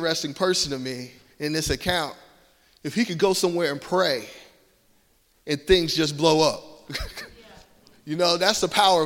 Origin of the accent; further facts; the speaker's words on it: Georgia, United States; accent: Southern twang; I'm from Georgia, and my family's from New Jersey. So I got a little Southern twang